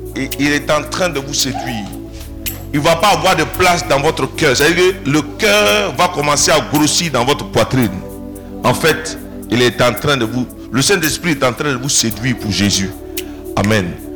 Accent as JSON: {"language": "French", "country": "Côte d’Ivoire", "tie": "born or raised there", "said": "Je suis né dans un petit village de Divo"}